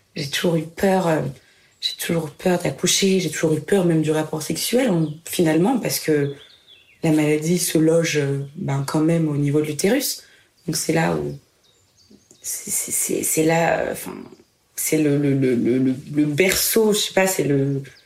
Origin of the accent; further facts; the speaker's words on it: Reims, Grand Est, France; Je suis née à Reims, en Champagne-Ardenne